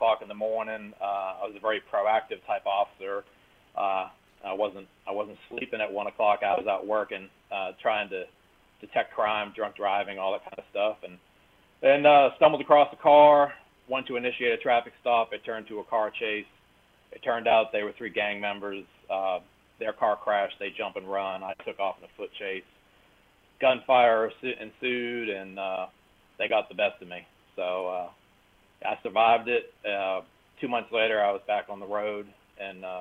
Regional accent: Massachusetts, United States; moved away as an adult; now in North Carolina, United States; I'm originally from Massachusetts.

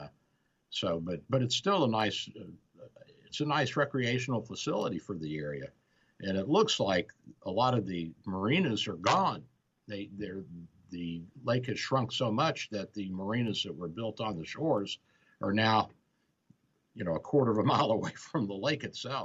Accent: United States; moved away; I grew up on the Ohio

